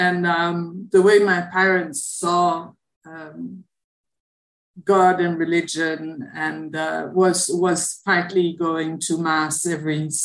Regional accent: Antwerp, Flanders, Belgium; moved away as an adult; also born or lived in Rwanda; now in Haiti; in Antwerp, in my hometown in Belgium.

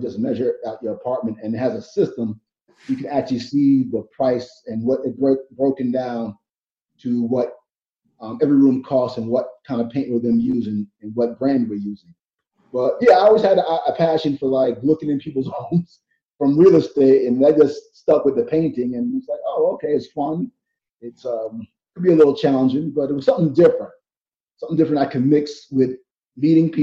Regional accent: New York City, New York, United States; I was born and raised in Brooklyn my whole life, been there for like ever

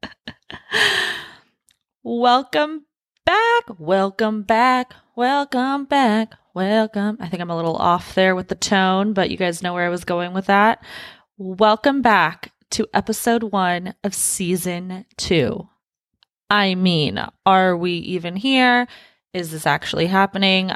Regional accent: Los Angeles, California, United States; moved away as an adult; also born or lived in Washington State; now in Texas, United States; I was born in Los Angeles, lived in Washington State for a few years, then moved back down to Los Angeles, grew up, you know, the rest of my time there

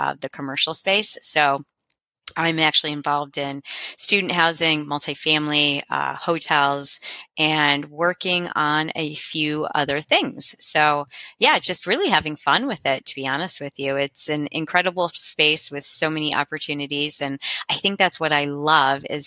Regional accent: Cincinnati, Ohio, United States; I'm from Cincinnati, Ohio

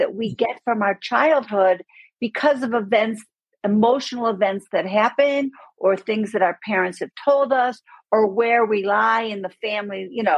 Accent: Buffalo, New York, United States; moved away as an adult; now in Aspen, United States; I grew up in Buffalo, New York.

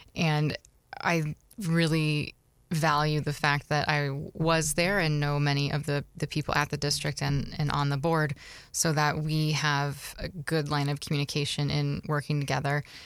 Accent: Beaverton, Oregon, United States; now in Scranton, United States; my hometown, Beaverton, Oregon.

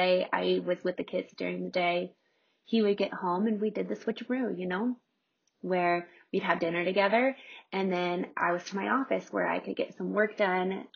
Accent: Nebraska, United States; moved away as an adult; also born or lived in Omaha, Nebraska; now in Colorado, United States; we purchased a true fixer-upper in my hometown in Nebraska.

